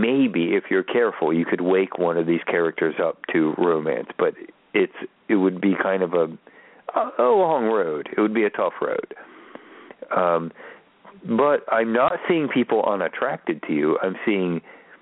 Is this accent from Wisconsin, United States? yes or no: no; Baltimore, Maryland, United States; I'm a white guy from Baltimore City